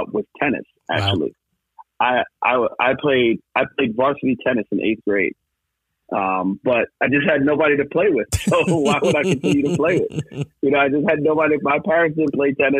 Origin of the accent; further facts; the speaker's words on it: Westbury, New York, United States; So I grew up in Westbury, Westbury, Long Island, and that's where I grew up my entire life